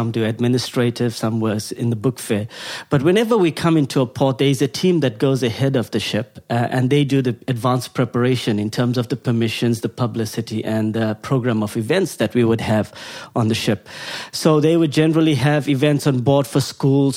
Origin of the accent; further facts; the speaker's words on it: South Africa; moved away as an adult; now in Mosbach, Germany; I come from South Africa, lived in... Been there for most of my life until the age of about 22